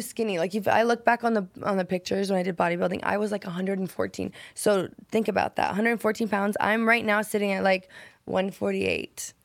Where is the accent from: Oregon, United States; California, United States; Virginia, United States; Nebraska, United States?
Nebraska, United States; moved away as an adult; Nebraska, a tiny little town